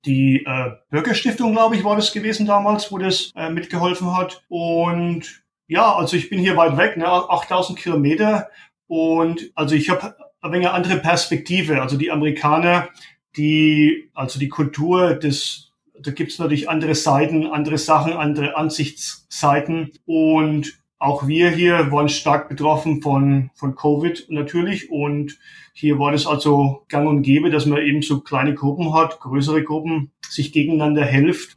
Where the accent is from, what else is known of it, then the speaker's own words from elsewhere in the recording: Strössendorf, Bavaria, Germany; moved away as an adult; also born or lived in Altenkunstadt; now in Oklahoma, United States; Ich bin ursprünglich aus Strösendorf, später dann nach Altenkunststadt gezogen und bin seit fast 20 Jahren in Oklahoma jetzt